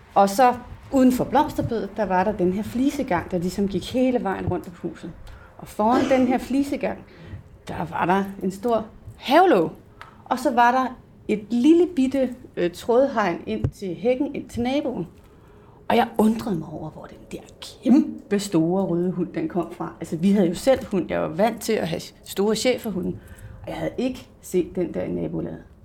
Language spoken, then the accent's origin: Danish; Hillerød, Capital Region of Denmark, Denmark; jeg kommer og oprindeligt fra Hillerød, hvis der er nogen, der kan høre det i min accent